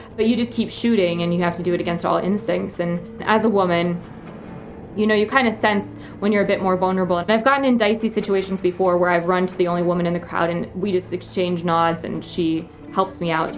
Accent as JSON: {"language": "English", "region": "Midwest", "country": "United States", "tie": "born or raised there", "moved": "as an adult", "lives_now": "Nairobi, Kenya", "said": "where I grew up in the Midwest"}